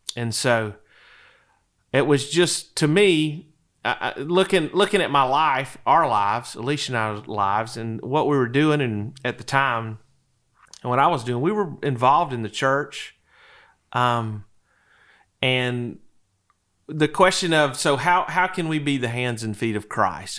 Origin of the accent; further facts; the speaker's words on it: DeFuniak Springs, Florida, United States; moved away as an adult; also born or lived in Tallahassee, Florida; now in Wake Forest, United States; I'm originally from the Panhandle of Florida. Little town in Walton County, just over the bay from Destin, Defuniac Springs, Florida